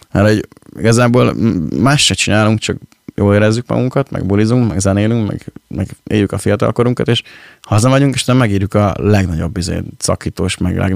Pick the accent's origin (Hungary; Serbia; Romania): Hungary; Pécs, Baranya; moved away as an adult; now in Budapest, Hungary; mi, mi, mi pécsi gyerekek vagyunk, és, és az örökre így is lesz